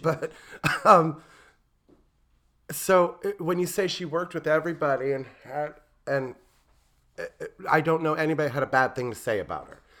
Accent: Fort Wayne, Indiana, United States; growing up in Fort Wayne

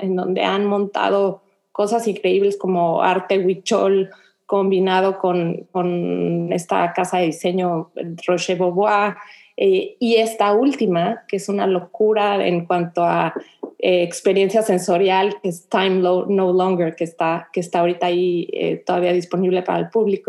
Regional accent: Mexico City, Mexico; moved away as an adult; now in Houston, United States; yo nací, crecí en la Ciudad de México, llegué a vivir aquí a Houston con mi esposo

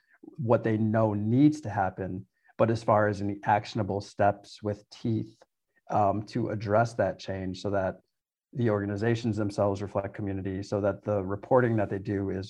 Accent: Milwaukee, Wisconsin, United States; I grew up in Milwaukee, all over the South Side, went to school all around the city

